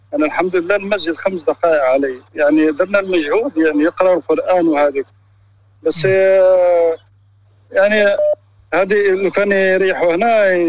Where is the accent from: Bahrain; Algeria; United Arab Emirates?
Algeria; now in Spain; انا آه، جزائري من اسبانيا